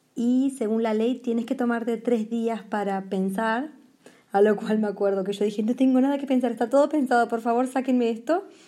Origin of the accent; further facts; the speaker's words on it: Argentina; moved away as an adult; also born or lived in France; yo argentina estaba en Portugal